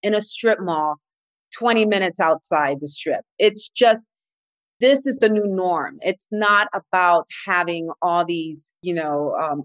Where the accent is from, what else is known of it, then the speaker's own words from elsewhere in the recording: New England, United States; now in Las Vegas, United States; I come from New England, and so it's rich in history